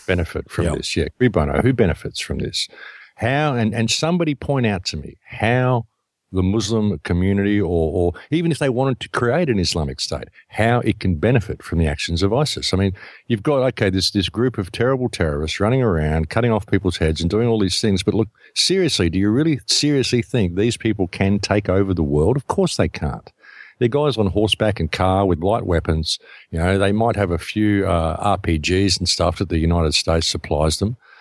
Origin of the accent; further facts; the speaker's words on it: Australia; I come from Australia